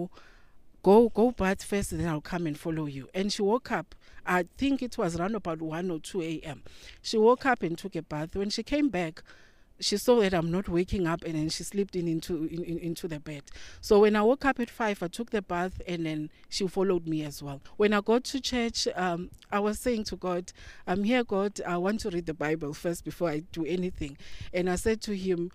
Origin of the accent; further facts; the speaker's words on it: South Africa; I come from South Africa.